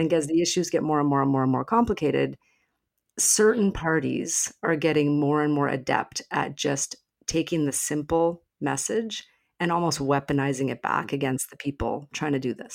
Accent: Alberta, Canada; moved away; I'm from Alberta originally

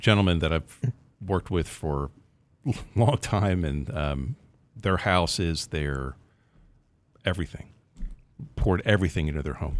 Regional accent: Pennsylvania, United States; now in Texas, United States; I'm from Pennsylvania originally

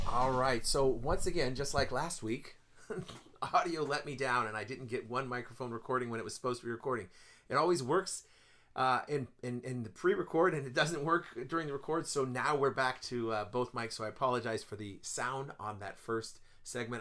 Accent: Ridgecrest, California, United States; lived in Ridgecrest most of my life

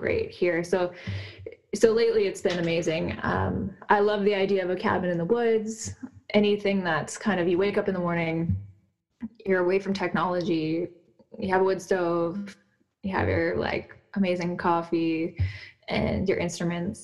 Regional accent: Nelson, British Columbia, Canada; lately I've been in Nelson, British Columbia, which is my hometown

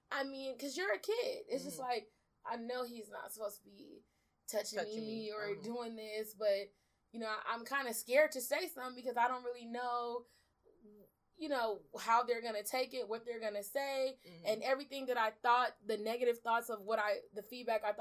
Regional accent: Los Angeles, California, United States; also born or lived in Belize; I'm originally from Belize. I was born there, and I came to California to South Central with my mom mm-hmm. when I was about three years old, almost turning four.

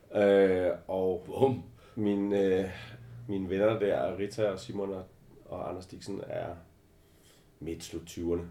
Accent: Albertslund, Capital Region of Denmark, Denmark; Jeg er øh, simpelthen født i Albertslund

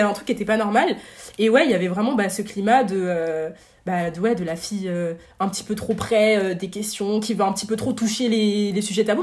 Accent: Paris region, Île-de-France, France; also born or lived in Marseille / Aix-en-Provence; on est monté en région parisienne euh, dans une petite ville euh, du 77. Et euh, bah, ça, ça c'était du coup de mes 4 ans jusqu'à mes 12 ans

